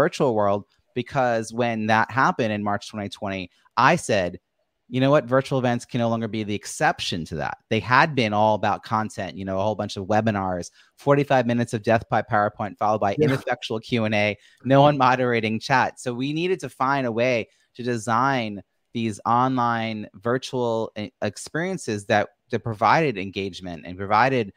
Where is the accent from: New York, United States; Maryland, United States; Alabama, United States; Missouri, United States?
New York, United States; I'm from New York